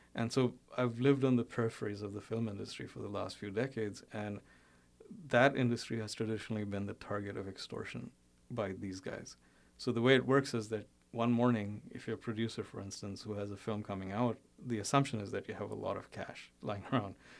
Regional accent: India; moved away as an adult; also born or lived in Bombay / Uttar Pradesh (family origin) / United States; I, I, was born and brought up in India, and actually still still spend about half the year there

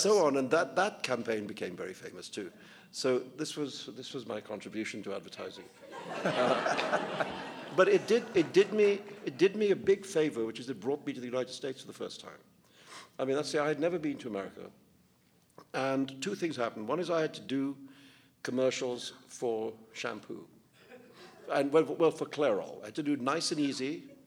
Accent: India; growing up in India

